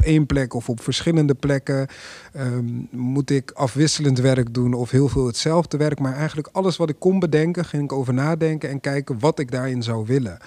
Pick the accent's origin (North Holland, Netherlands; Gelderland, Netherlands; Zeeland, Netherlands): Gelderland, Netherlands; Apeldoorn; ik kom zelf uit Apeldoorn